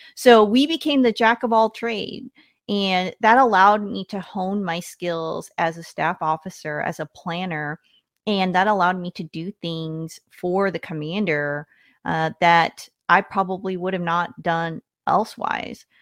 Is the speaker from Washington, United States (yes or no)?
yes; Washington, United States; I grew up in Washington State